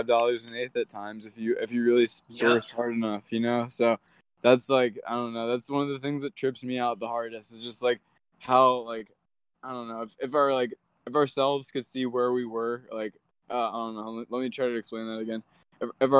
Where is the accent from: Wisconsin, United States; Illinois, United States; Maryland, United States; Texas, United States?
Maryland, United States; I grew up on the East Coast, though. So I grew up in Maryland.